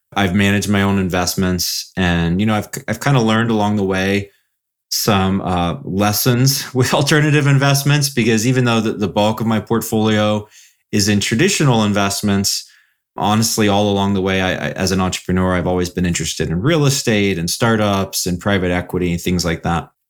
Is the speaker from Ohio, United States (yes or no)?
yes; Columbus, Ohio, United States; moved away as an adult; also born or lived in Florida / South Bend, Indiana / Houston / Chicago; now in Southwest Michigan, United States; I basically grew up in Columbus, Ohio, um, for most of my life.